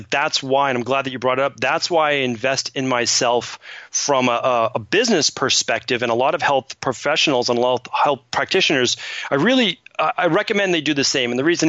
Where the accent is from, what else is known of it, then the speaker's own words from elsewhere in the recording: Medford, Massachusetts, United States; And then growing up in Medford, Massachusetts, like who becomes a naturopathic doctor?